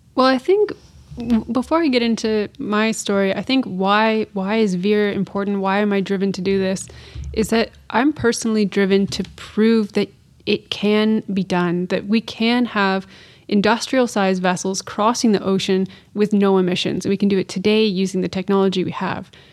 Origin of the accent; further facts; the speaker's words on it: north of Kingston, Ontario, Canada; I'm from the Great Lakes region of Canada, so I'm from thirty minutes north of Kingston, Ontario